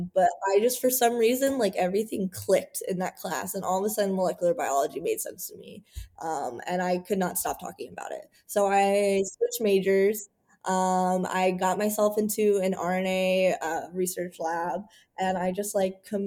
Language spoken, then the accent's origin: English; Missouri, United States; I grew up in Missouri, so I had lakes and rivers